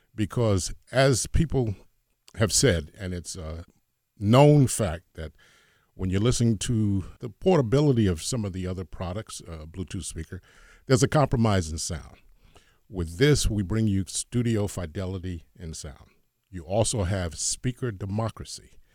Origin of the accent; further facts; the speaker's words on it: Hoboken, New Jersey, United States; I'm from Hoboken, New Jersey.